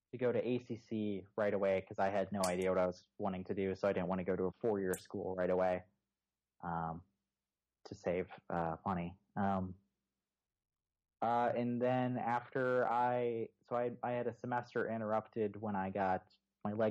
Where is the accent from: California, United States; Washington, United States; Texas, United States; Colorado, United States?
Texas, United States; Houston; Well, okay, so I moved from Houston originally.